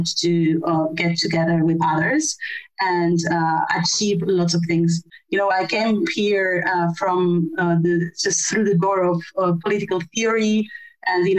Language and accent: English; Argentina; I am originally from Argentina